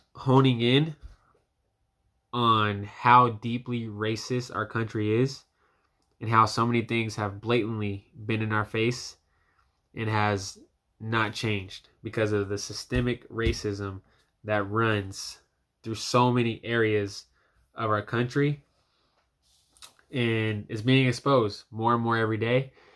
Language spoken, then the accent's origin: English; United States; as a young black man, as an American citizen